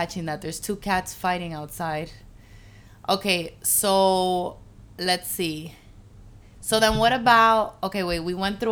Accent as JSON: {"language": "English", "town": "Hialeah", "region": "Florida", "country": "United States", "tie": "born or raised there", "said": "I was born in Hialeah."}